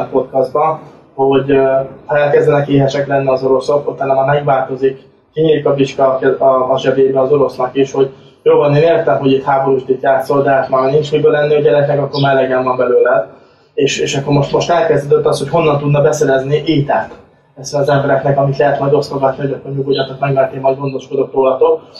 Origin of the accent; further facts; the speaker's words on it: Hungary; now in Cyprus; mivel azért magyarok vagyunk